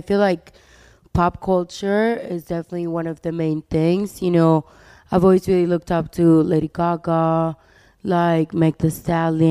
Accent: Miami, Florida, United States; also born or lived in Colombia; I grew up between Miami and Colombia

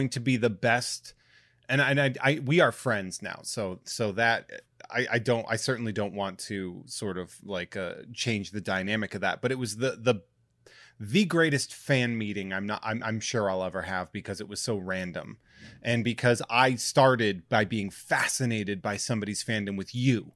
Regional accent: New England, United States; I'm from New England

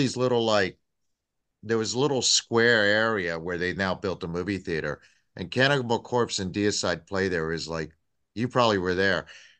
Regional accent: Tampa, Florida, United States; I'm from Tampa.

